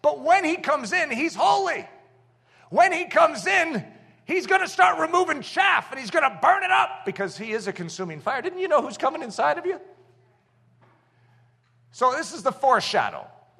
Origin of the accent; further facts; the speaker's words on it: United States; these are words that we don't typically find interesting to us as American Christians.